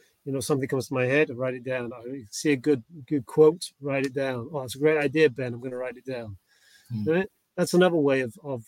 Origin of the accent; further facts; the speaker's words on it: England, United Kingdom; when I was growing up in England